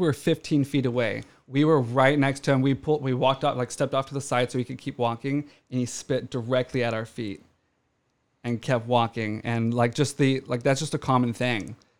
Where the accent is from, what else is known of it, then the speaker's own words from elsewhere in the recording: Orange County, California, United States; growing up in Orange County